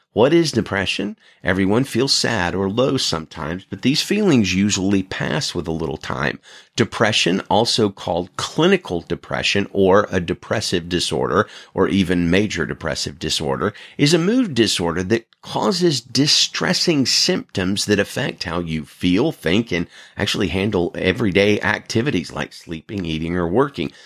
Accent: Alabama, United States; now in Salinas, United States; I'm originally from Alabama

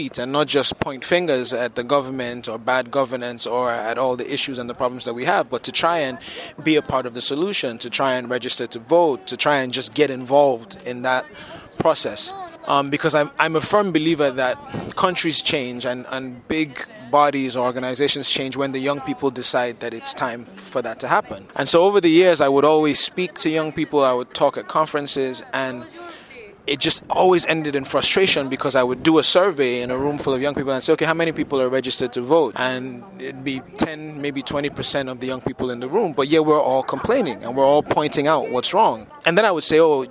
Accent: Lagos, Nigeria; I am from Lagos, Nigeria

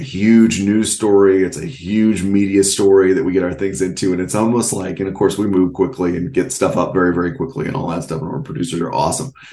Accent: North Texas, United States; I'm from North Texas

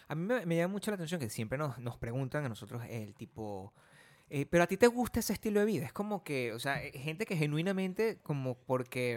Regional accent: Venezuela; also born or lived in Los Angeles, United States; now in United States; eres de Venezuela

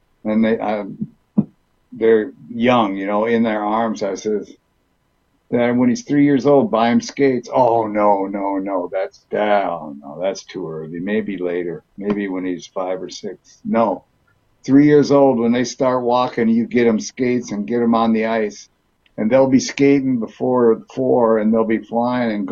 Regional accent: Duluth, Minnesota, United States; also born or lived in California; I was born out in California. We moved to Minnesota when I was three, and Duluth, Minnesota

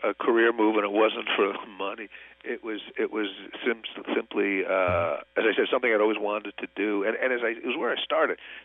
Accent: New York, United States; I grew up in New York

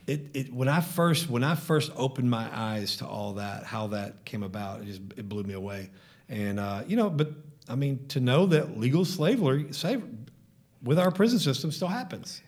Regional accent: DeSoto, Texas, United States; I grew up in DeSoto

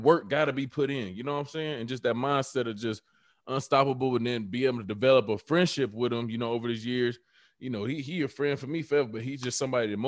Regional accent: Atlanta, Georgia, United States; also born or lived in Conyers, Georgia; Me growing up in Atlanta

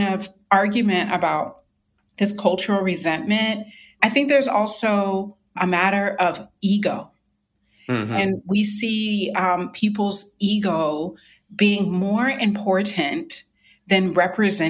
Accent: North Carolina, United States; my home state, North Carolina

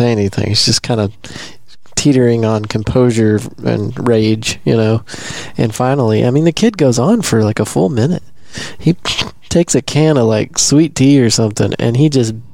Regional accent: Texas, United States; being from here and living here most

